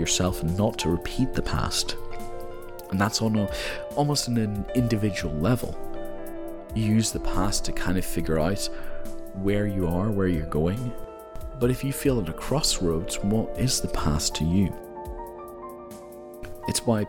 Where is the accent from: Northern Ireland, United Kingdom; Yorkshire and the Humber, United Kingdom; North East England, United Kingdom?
Northern Ireland, United Kingdom; moved away as an adult; also born or lived in mainland Europe; now in Scotland, United Kingdom; I was born in Europe, I'm mainland Europe, at 4 years old I moved to Northern Ireland, where my father's from, and I lived in Northern Ireland for my whole life, and then I studied in Scotland, and I live in Scotland